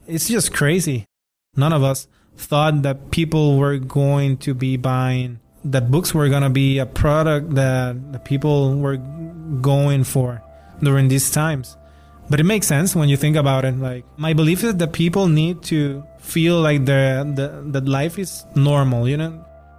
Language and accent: English; Spain; Since I came from Spain, that has been my mindset, like, from day one since I got here.